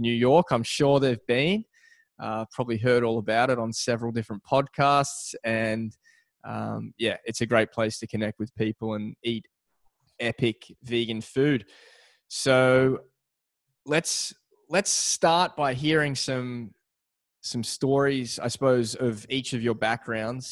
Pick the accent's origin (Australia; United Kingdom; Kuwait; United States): Australia; I'm from Australia